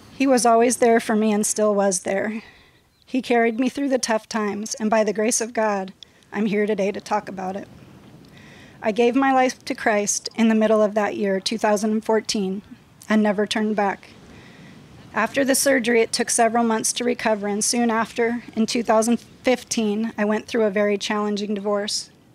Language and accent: English; Los Angeles, California, United States; I was raised in San Fernando Valley in West Hills